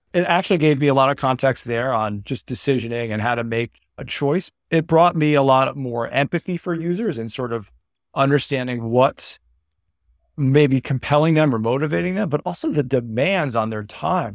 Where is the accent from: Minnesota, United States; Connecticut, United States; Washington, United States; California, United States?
Connecticut, United States; moved away as an adult; now in Los Angeles, United States; I'm from Connecticut. I'm from a small suburb n, near New Haven